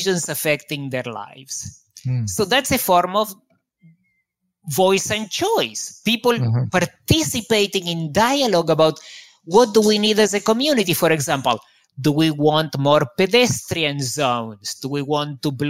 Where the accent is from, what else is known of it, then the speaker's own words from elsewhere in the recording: Argentina; moved away; also born or lived in Israel; I grew up in Argentina, where there is a great deal of corruption.